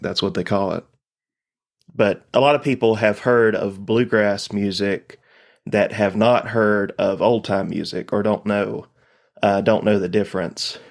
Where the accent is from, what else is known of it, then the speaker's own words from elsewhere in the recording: Laurel Fork, Virginia, United States; I'm from Eastern Carroll County, Virginia